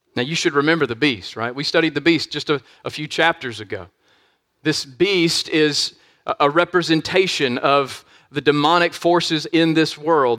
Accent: United States; we are facing unique trials at this particular time as American Christians

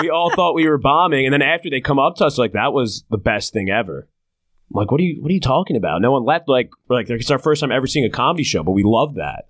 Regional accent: New Jersey shore, United States; I grew up in New Jersey

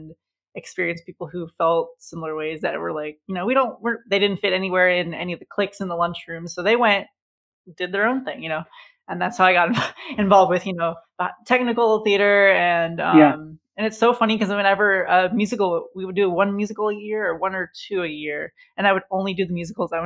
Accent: St. Louis, Missouri, United States; the Muni in St. Louis, where I grew up in Forest Park

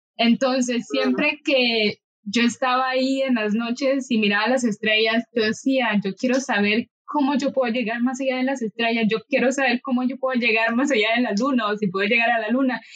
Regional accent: Nicaragua; moved away as an adult; now in Costa Rica; obligada a tener que abandonar mi país

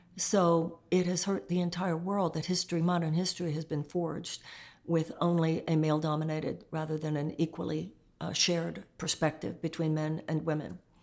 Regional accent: Texas, United States; I come from Texas

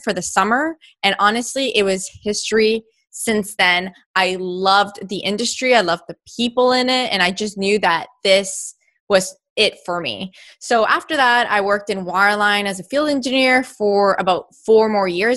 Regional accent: Canada; I grew up in Canada

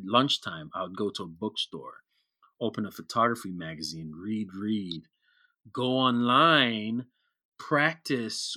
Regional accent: Kenya; growing up in Kenya with the West African mm-hmm. community

